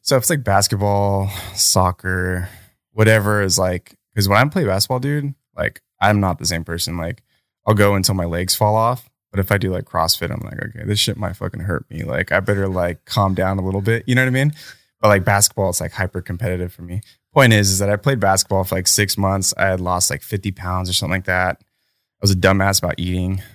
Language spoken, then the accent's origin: English; United States; me being American and privileged